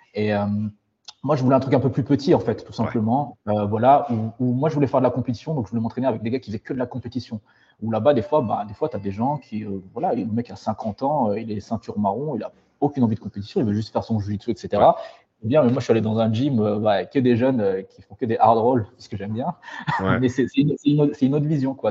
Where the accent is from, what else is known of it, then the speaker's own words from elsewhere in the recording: France; moved away as an adult; also born or lived in Paris / Switzerland; now in Singapore, Singapore; je suis malgache, mais j'ai grandi en France